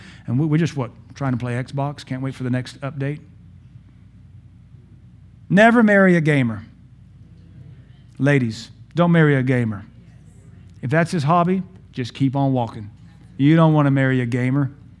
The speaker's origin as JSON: {"language": "English", "town": "Pittsburgh", "region": "Pennsylvania", "country": "United States", "tie": "born there", "lives_now": "Baton Rouge, United States", "said": "I was born in Pittsburgh, but the Lord looked upon me and said, son, we're going to deliver you out of the hand of these abjects, these apostates. You'll know them as Yankees. I know them as pagans. The Lord took me to the south, to Baton Rouge, Louisiana."}